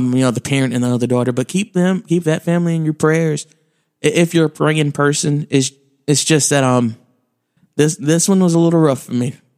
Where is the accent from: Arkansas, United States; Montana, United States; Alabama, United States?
Alabama, United States; I grew up in Alabama